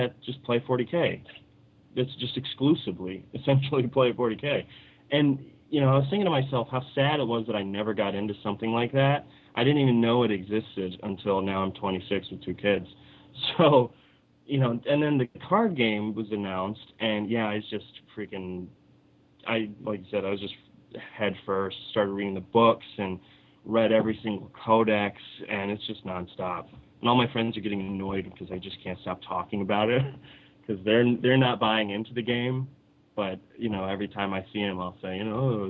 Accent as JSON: {"language": "English", "town": "Detroit", "region": "Michigan", "country": "United States", "tie": "born or raised there", "also_born_or_lived": "Southwest Florida", "moved": "yes", "lives_now": "Florida, United States", "said": "I grew up in Detroit, and I lived behind a comic shop"}